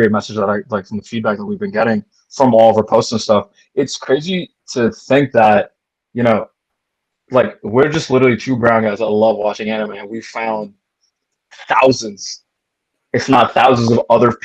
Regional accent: Canada; I was born and raised in Canada

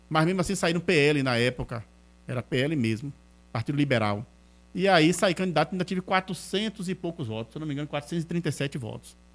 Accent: Feira de Santana, Bahia, Brazil; nasci aqui em Feira mas ela veio morar aqui e moramos ali na Rua Nova, muitos anos na Rua Nova, desde quando eu nasci, naquele bairro.

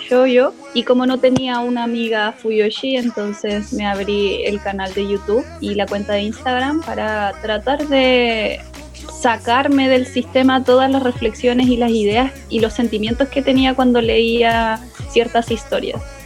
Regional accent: Chile; moved away as an adult; now in Argentina; Yo soy chilena, pero vivo en Argentina hace como unos cuatro o cinco años

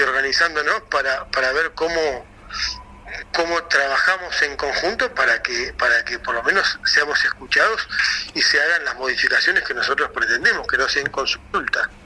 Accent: Argentina; como argentinos

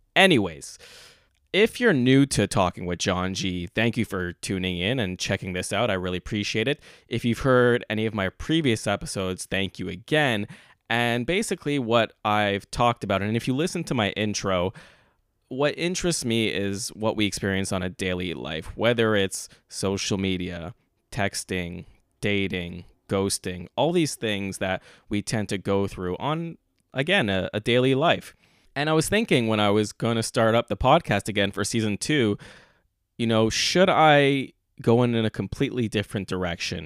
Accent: Montreal, Quebec, Canada; moved away as an adult; now in Toronto, Canada; I am born and raised in Montreal

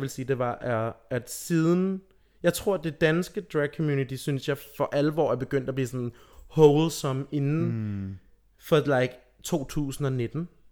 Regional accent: Rødby, Zealand, Denmark; jeg er fra Rødby

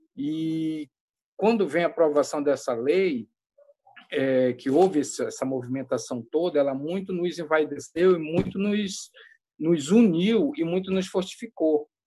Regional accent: Amazon, Brazil; also born or lived in Roraima; como boa amazônida

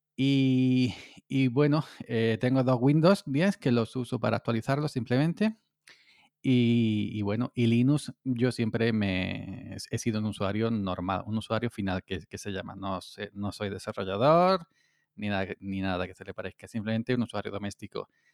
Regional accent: Córdoba, Andalusia, Spain; aquí en mi tierra, en Andalucía, en Córdoba

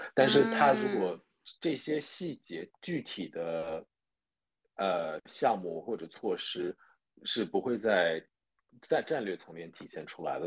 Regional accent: Zhejiang, China; moved away as an adult; also born or lived in New Zealand; 我是浙江人嘛

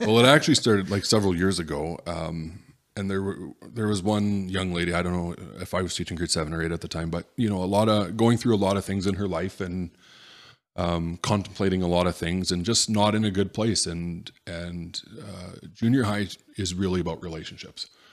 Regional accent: Edmonton, Alberta, Canada; born or raised there; also born or lived in Rimbey, Alberta / Tomahawk, Alberta

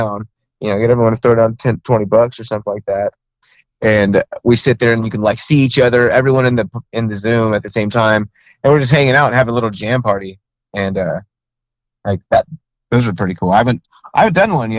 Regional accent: Texas, United States; we're from Texas

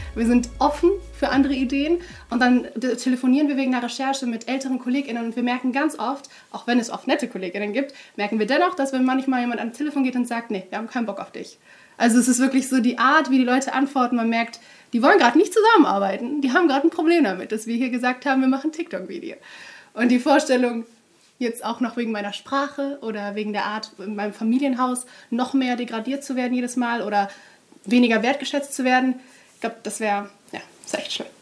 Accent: Duisburg, North Rhine-Westphalia, Germany; now in Cologne, Germany; ich bin in Duisburg aufgewachsen

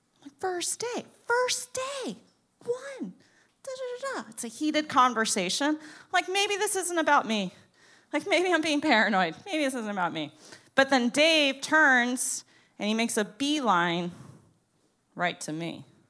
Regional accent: Boca Raton, Florida, United States; I'm from Boca Raton.

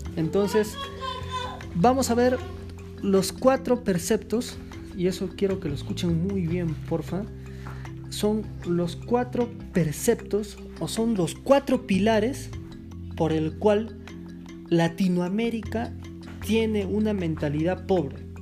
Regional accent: Peru; Yo soy de Perú y, soy descendiente de la raza incaica

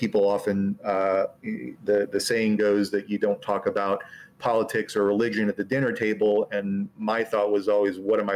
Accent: Del Norte County, California, United States; also born or lived in San Francisco Bay Area; I grew up in very far northern end of California in a place called Del Mar County, which is mostly redwoods

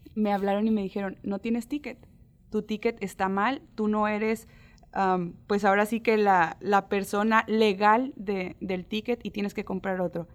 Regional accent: Mexico

